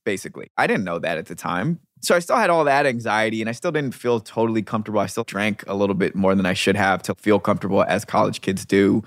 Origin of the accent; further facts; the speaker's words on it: United States; also born or lived in London / New York; the American expat